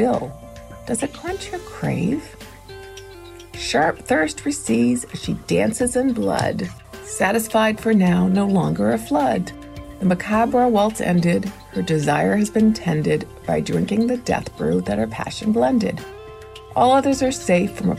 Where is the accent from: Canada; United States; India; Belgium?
Canada; Toronto, Ontario; I'm from the Toronto area